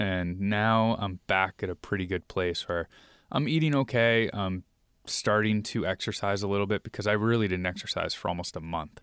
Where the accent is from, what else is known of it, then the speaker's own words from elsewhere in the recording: New York, United States; now in Seattle, United States; we're originally from New York